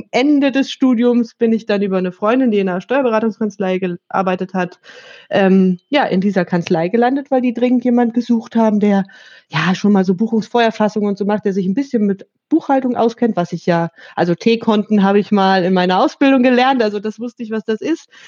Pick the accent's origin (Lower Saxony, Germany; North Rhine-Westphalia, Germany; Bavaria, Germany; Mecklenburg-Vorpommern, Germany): Lower Saxony, Germany; Hanover; Äh, ich komme aus Hannover eigentlich ursprünglich.